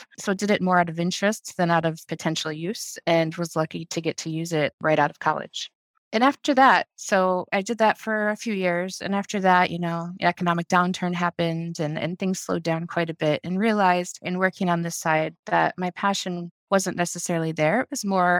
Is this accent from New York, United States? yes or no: no; Illinois, United States; I grew up in Illinois, went to the University of Illinois in Champaign